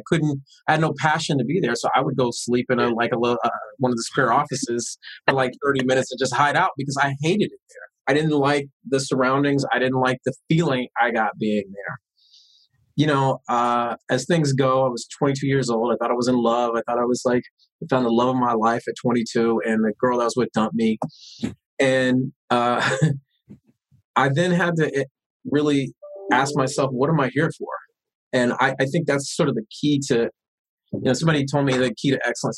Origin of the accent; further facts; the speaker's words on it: Long Beach, California, United States; The politics that I grew up with in East Long Beach was, you got a problem, you confront it, you speak on it